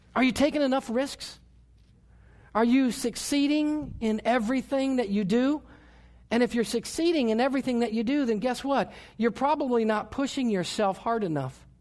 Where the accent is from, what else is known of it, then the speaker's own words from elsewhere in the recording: United States; I was born in America